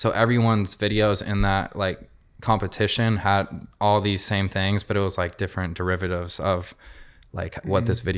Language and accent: English; Seattle, Washington, United States; now in Los Angeles, United States; Seattle, Washington.